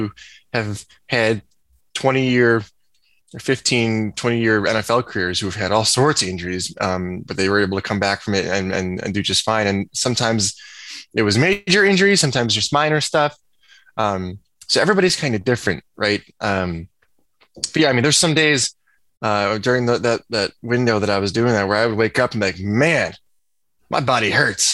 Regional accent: about 45 minutes from Evanston, Illinois, United States; moved away as an adult; also born or lived in Nebraska; I'm from Illinois. I'm about 45 minutes away from Evanston, and Coach Fitzgerald would come to my high school every other week to recruit me

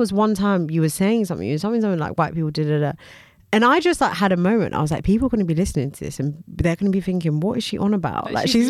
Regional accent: United Kingdom; we're British

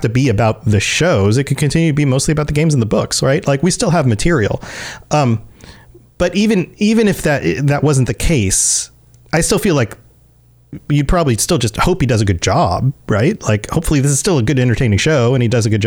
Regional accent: United States; as American speakers

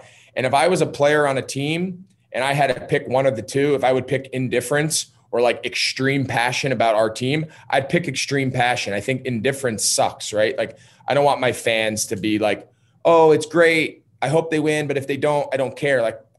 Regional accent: New Jersey, United States; now in Charlotte, United States; I'm from Jersey. I grew up in North Jersey.

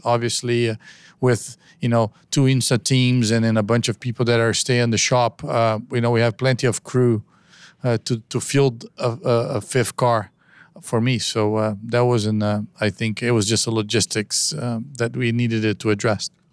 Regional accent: United States; I'm American myself

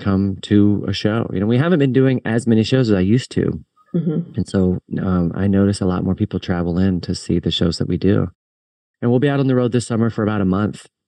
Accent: Richmond, Virginia, United States; my hometown of Richmond, Virginia

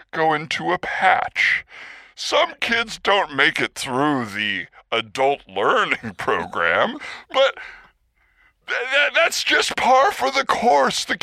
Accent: United States; born there; No, no. I was born in the United States.

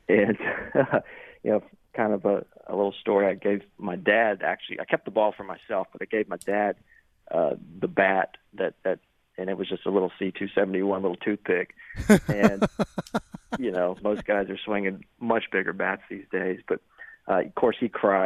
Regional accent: Shreveport, Louisiana, United States; growing up in Shreveport, Louisiana

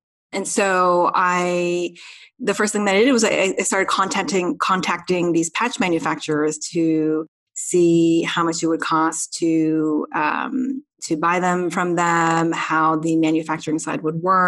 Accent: United States; now in South Korea; I'm Korean American living in Korea, but my Korean isn't totally fluent.

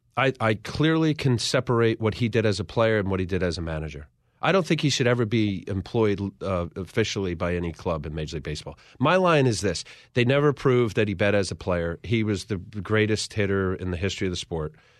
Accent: Ocean County, New Jersey, United States; growing up in Ocean County

